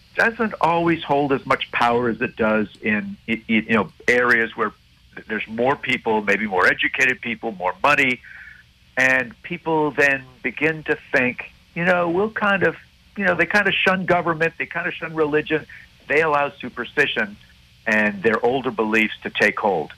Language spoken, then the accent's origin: English; Montreal, Quebec, Canada; growing up in Montreal